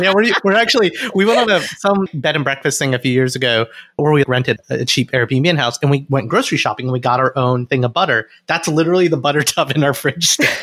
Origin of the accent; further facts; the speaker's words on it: Alabama, United States; I grew up in Alabama and it was mostly white people